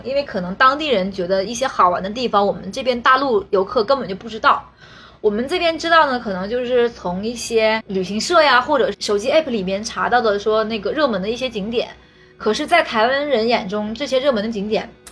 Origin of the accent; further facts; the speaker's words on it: Northeast China, China; 尤其我们东北的嗓门儿非常大